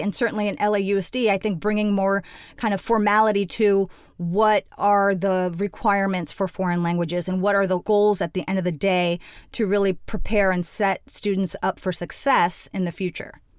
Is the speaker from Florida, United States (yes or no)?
yes; Miami, Florida, United States; moved away; Born and raised in Miami, I'm the daughter of Cuban immigrants